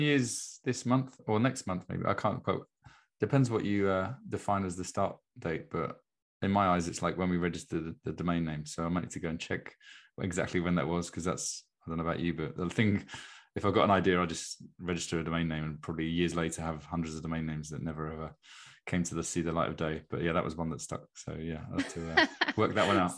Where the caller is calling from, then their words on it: Brighton, South East England, United Kingdom; I'm calling in from Brighton in England, in the UK